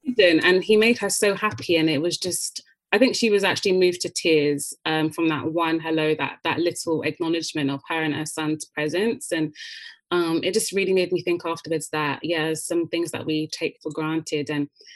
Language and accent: English; United Kingdom; we're British